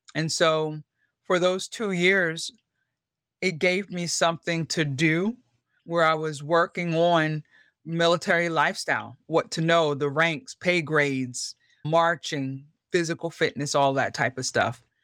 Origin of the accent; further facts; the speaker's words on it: York, Pennsylvania, United States; moved away as an adult; I grew up in York, Pennsylvania